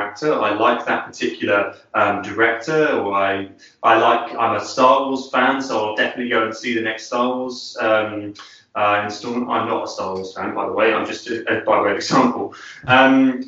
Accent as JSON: {"language": "English", "region": "London", "country": "United Kingdom", "tie": "born or raised there", "said": "I was working for a large film financier here in my hometown of London."}